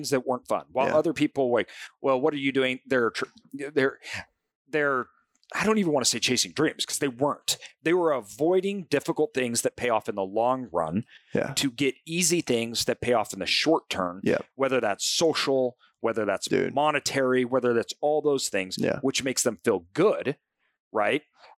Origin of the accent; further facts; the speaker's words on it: Boise, Idaho, United States; I think that I grew up in Boise, Idaho, but my parents come from a small farming community.